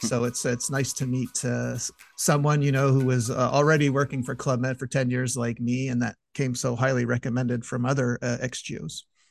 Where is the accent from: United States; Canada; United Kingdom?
Canada; I'm, I'm Canadian